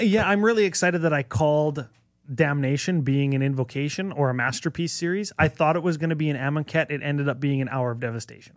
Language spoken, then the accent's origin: English; Canada; despite being Canadian